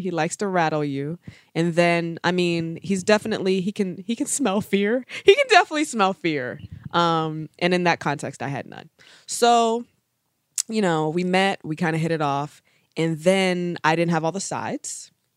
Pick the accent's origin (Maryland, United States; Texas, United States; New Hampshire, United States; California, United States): Maryland, United States; Baltimore; I'm from Baltimore, relatively bougie.